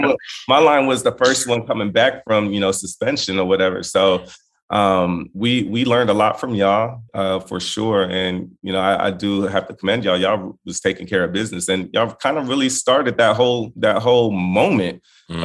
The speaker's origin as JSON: {"language": "English", "town": "Inglewood", "region": "California", "country": "United States", "tie": "born or raised there", "said": "I was born in Inglewood"}